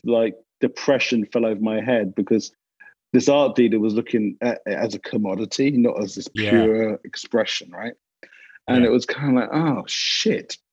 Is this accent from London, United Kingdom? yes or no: yes; London, United Kingdom; accent: English; now in Culver City, United States; I grew up in a North London Jewish family.